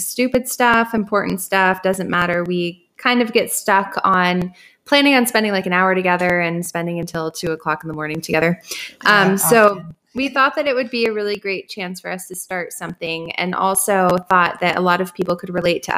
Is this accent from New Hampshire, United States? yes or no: no; Arizona, United States; also born or lived in Washington; I was born in Washington. I moved to Arizona when I was about 4 years old.